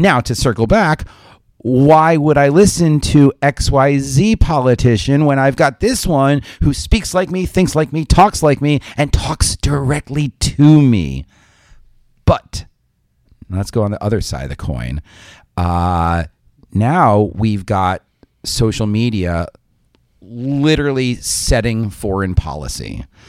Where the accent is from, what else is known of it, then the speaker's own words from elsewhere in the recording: New York suburbs, United States; as a New Yorker from the suburbs